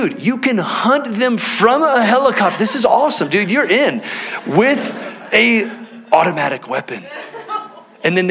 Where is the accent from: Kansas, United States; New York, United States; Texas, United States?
Texas, United States; now in Salt Lake County, United States; growing up in Texas, all right, hunting was just a part of how we spent our free time as a family